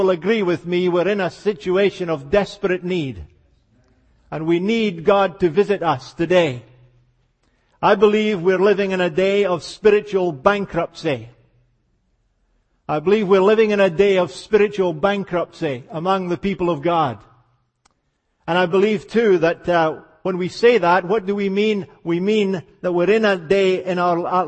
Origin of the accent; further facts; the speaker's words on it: Scotland, United Kingdom; accent: Scottish; as you can hear, I was born and raised in Scotland.